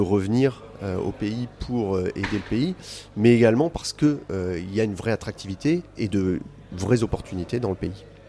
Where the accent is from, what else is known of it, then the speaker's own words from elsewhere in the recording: France; now in Côte d'Ivoire; je suis français